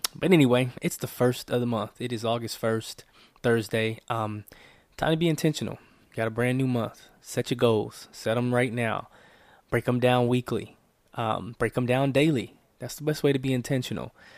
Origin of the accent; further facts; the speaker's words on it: Oakland, California, United States; I'm from the San Francisco Bay Area, Oakland, California.